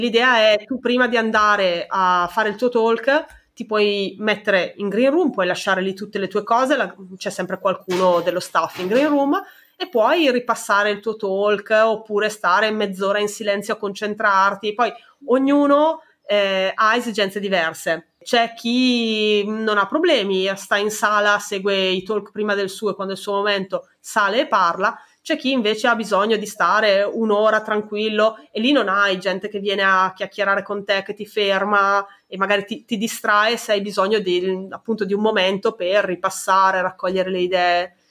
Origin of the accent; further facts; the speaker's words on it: Brescia, Lombardy, Italy; nella mia città, io sono di Brescia